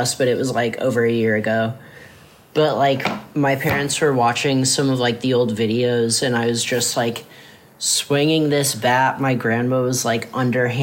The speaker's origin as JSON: {"language": "English", "town": "Mount Vernon", "region": "Iowa", "country": "United States", "tie": "born or raised there", "also_born_or_lived": "Cedar Rapids, Iowa", "said": "I was born in Cedar Rapids, Iowa. And I was raised mostly there. And then when I was like in kindergarten or something, I moved out to a smaller town called Mount Vernon"}